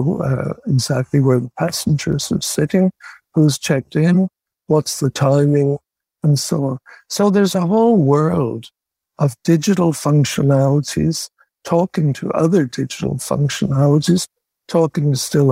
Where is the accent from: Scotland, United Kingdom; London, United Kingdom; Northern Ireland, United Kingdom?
Northern Ireland, United Kingdom; I'm from Northern Ireland